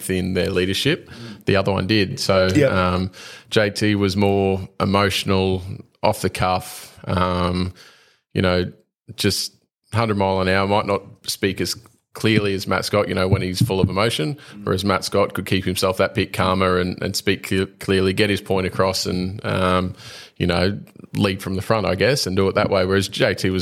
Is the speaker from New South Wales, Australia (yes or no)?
no; Queensland, Australia; a Queenslander